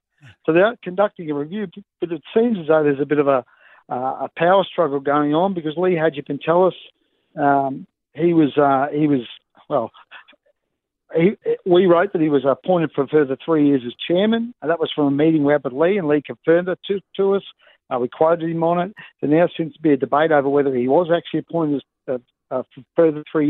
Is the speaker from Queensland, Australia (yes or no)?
yes; Queensland, Australia; I'm a Queenslander